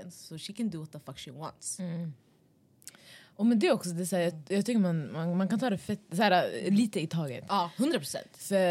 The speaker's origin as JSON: {"language": "Swedish", "town": "Stockholm", "region": "Stockholm County", "country": "Sweden", "said": "vi kommer ändå från Västerort"}